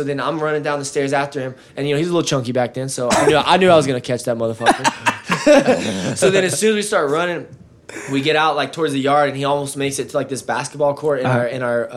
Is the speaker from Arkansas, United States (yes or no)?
yes; Northwest Arkansas, United States; moved away as an adult; also born or lived in Oklahoma; now in Texas, United States; I was from Northwest Arkansas